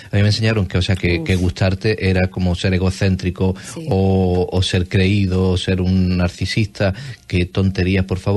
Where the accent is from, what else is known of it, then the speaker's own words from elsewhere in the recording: Cádiz, Andalusia, Spain; accent: gaditano, andaluz; tengo el acento gaditano